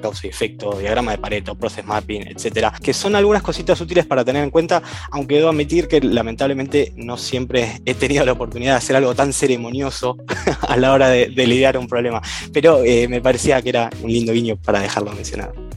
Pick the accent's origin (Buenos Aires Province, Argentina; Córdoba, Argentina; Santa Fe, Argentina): Buenos Aires Province, Argentina; now in Buenos Aires, Argentina; viví la mayor parte de mi vida en zona norte, en Gran Buenos Aires